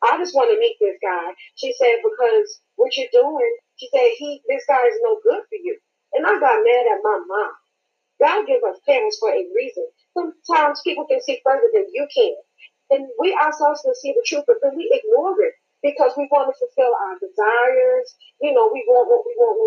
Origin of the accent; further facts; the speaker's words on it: New York, United States; now in Jonesboro, United States; I'm originally from New York, but I reside in Georgia, Jonesboro.